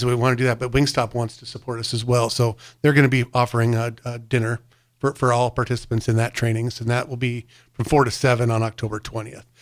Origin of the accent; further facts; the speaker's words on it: North Platte, Nebraska, United States; I grew up in North Platte